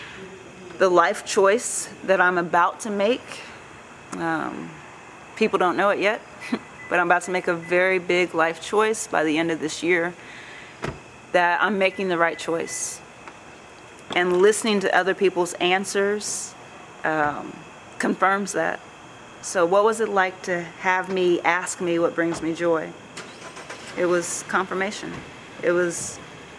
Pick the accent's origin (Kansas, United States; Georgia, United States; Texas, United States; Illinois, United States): Kansas, United States; Topeka; now in Kansas City, United States; I'm in Kansas City, Missouri, and even though I wasn't born in Kansas City, Missouri, I was born in Topeka, Kansas, it feels good to be back in the Midwest. It feels good to be home